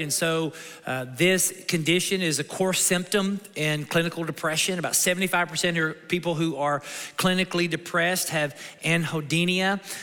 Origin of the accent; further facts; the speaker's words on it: Kentucky, United States; moved away; my mom and dad, we're from Kentucky